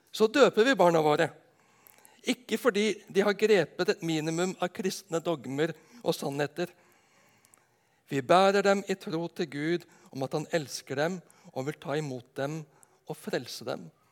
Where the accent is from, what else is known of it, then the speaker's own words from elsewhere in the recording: Nedenes, Agder, Norway; hjemme på Nednes